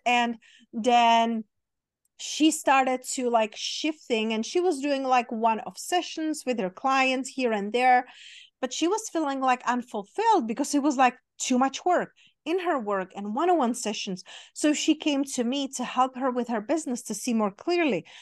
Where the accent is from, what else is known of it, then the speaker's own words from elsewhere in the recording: Czechia; now in Las Vegas, United States; I grew up in Czech Republic, in very small town, very small country